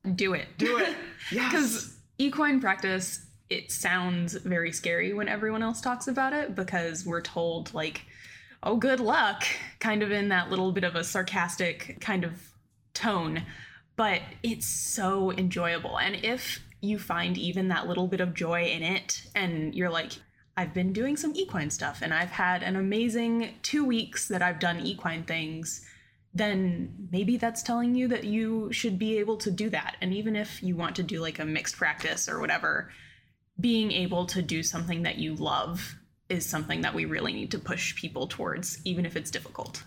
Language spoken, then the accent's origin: English; Blacksburg, Virginia, United States; I'm actually from Blacksburg, Virginia